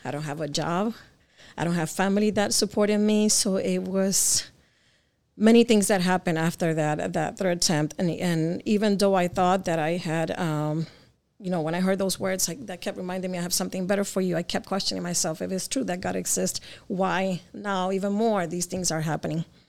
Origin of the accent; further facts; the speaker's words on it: Connecticut, United States; also born or lived in Jersey City, New Jersey; I was born in Jersey and I grew up in Connecticut